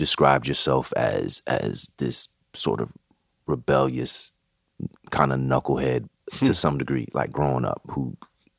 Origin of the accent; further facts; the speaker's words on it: Bay Area, California, United States; I'm originally from the Bay Area